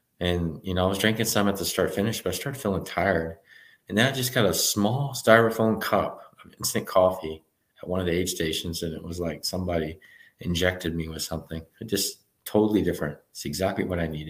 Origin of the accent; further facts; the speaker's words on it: Texas, United States; I'm from Texas. I'm running in 90-degree weather most of the year